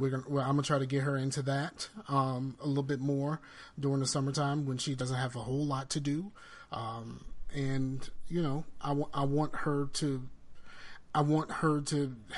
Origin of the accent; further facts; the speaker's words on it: the South, United States; I'm from the South.